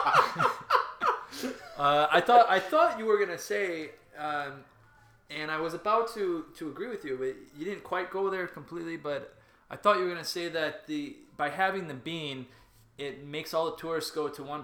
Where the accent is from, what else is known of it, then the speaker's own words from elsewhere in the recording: Chicago, Illinois, United States; I am from Chicago, and I am proud to be from Chicago